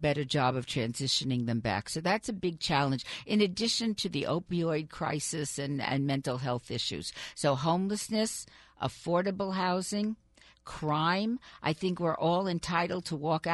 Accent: Las Vegas, Nevada, United States; I grew up here. My family moved to Las Vegas quite by serendipity when I was 12 years old

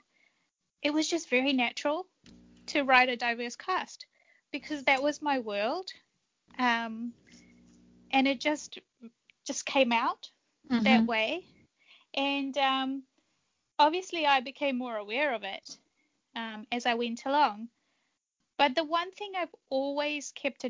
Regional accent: Fiji; moved away; also born or lived in Japan; I was born in Fiji, which is, you know, multicultural.

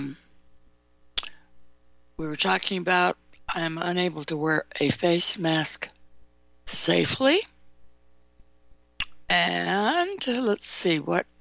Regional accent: California, United States; I grew up in California

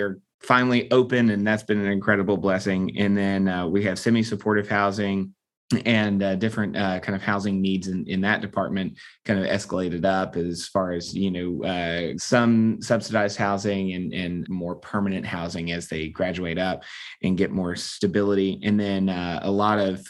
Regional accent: Atlanta, Georgia, United States; I was born and raised here in Atlanta, so this is home base for me

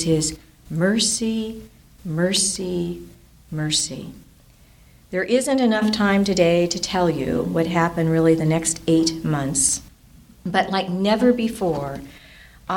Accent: Orange County, California, United States; moved away as an adult; now in San Bernardino County desert, United States; I grew up in Orange County

